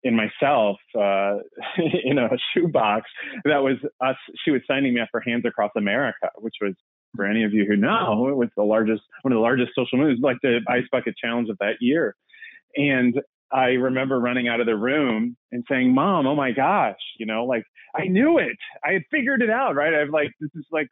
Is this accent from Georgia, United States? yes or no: no; Aviston, Illinois, United States; moved away as an adult; I grew up in Southern Illinois, about an hour and a half southeast of St. Louis, town of 1,000. And in fact, actually, Aviston, Illinois is where it is